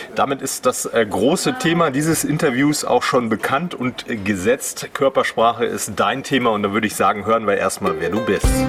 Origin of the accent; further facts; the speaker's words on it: Münsterland, North Rhine-Westphalia, Germany; moved away as an adult; also born or lived in Berlin / Soest; Ich komme aus Münsterland